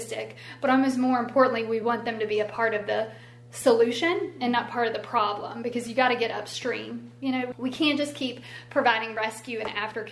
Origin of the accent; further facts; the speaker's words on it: Elkton, United States; I'm from Elkton